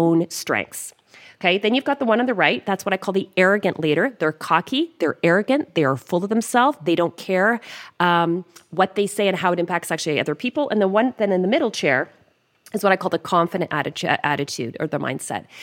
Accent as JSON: {"language": "English", "country": "Canada", "accent": "Canadian", "said": "my Canadian accent"}